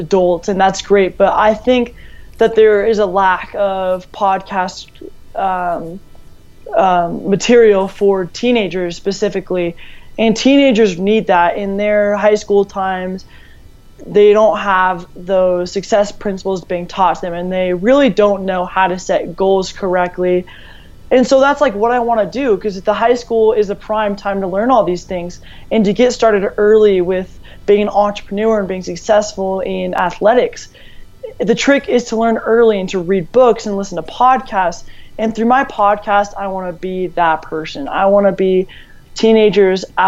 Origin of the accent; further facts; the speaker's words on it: Colorado, United States; I'm from Colorado